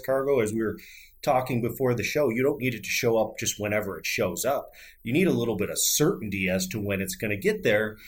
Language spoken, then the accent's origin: English; about an hour south of Buffalo, Western New York, United States; I grew up on a dairy farm in Western New York